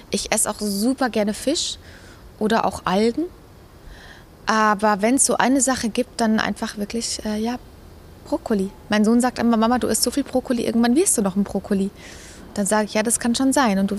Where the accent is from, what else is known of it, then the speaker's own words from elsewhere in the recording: Munich, Bavaria, Germany; München ist meine Heimat. München ist wunderschön.